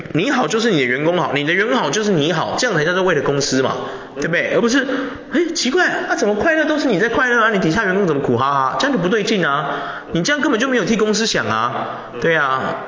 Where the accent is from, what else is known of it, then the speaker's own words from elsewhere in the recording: Taiwan; 我们华人，我们台湾人